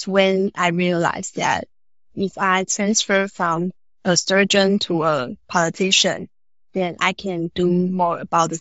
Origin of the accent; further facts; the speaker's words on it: Taoyuan, Taiwan; I grew up in Taoyuan